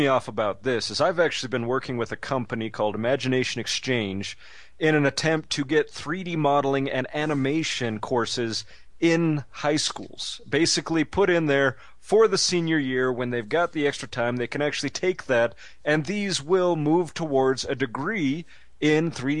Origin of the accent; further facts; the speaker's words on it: Utah, United States; I was raised in Utah, too.